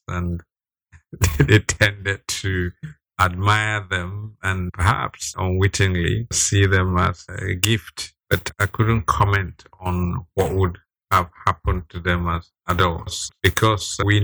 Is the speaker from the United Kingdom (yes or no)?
no; Nigeria; as Nigerian as I am